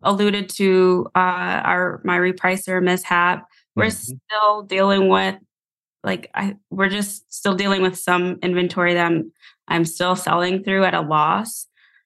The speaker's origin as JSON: {"language": "English", "town": "Buffalo", "region": "New York", "country": "United States", "moved": "yes", "lives_now": "Georgia, United States", "said": "I'm originally from Buffalo, New York, where we get 8 feet of snow"}